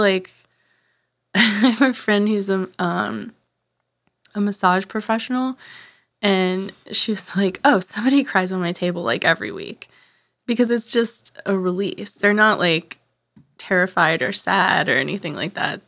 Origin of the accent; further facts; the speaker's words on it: right outside of New Orleans, Louisiana, United States; also born or lived in Arkansas; I moved from Arkansas to right outside of New Orleans in third grade.